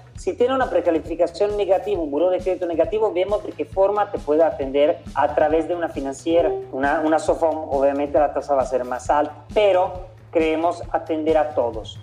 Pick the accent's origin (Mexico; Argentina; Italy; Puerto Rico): Italy; also born or lived in Central America; now in Panama; Yo soy italiano, llevo años viviendo en Centroamérica